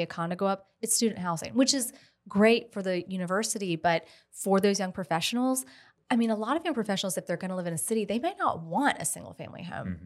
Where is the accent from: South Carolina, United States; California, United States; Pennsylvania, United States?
South Carolina, United States; Columbia; now in Lexington, United States; I literally live, grew up right around the corner from here.